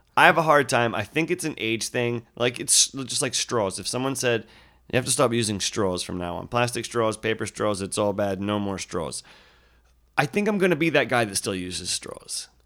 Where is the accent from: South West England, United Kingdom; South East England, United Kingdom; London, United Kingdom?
South West England, United Kingdom; Yeovil; moved away; When I was a child, I grew up in the United Kingdom, and there was one fast food restaurant in our town